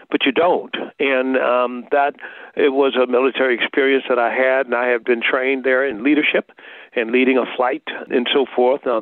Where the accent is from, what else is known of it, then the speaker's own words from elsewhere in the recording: Tuskegee, Alabama, United States; Well, um, this is uh, most of our parents were Tuskegee Airmen. And uh, so the legacy of that was very present in the Tuskegee area. And so Tuskegee itself, small town, but but had a big legacy.